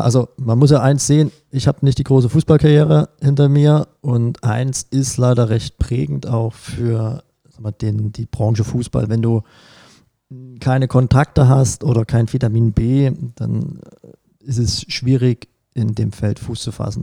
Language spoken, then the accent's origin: German; Glashütte, Saxony, Germany; also born or lived in Pirna / Liebenau; geboren in Pirna in der Tat, aber aufgewachsen in dem bezaubernden Glashütte